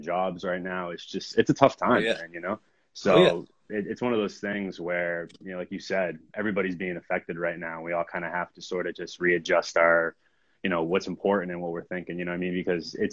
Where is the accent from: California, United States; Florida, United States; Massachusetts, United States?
Massachusetts, United States; Danvers; I'm from Danvers